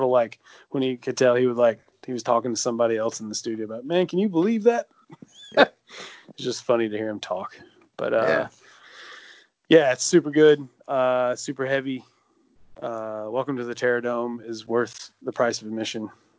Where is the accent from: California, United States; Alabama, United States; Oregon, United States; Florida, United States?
Alabama, United States; also born or lived in Montevallo, Alabama; It's totally like, hey, don't forget I'm from Alabama.